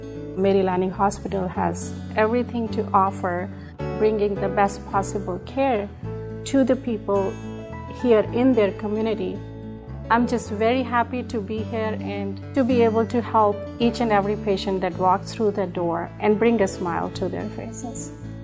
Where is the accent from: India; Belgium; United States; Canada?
India; I grew up in India and then did residency in three different countries.